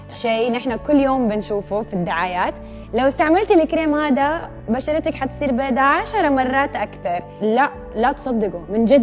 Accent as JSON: {"language": "Arabic", "country": "Lebanon", "said": "اقول لها انا لبنانيه انا لازم اكون شقره"}